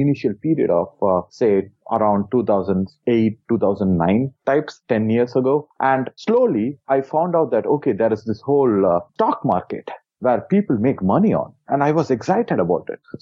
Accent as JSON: {"language": "English", "country": "India", "tie": "born or raised there", "said": "I was born in India"}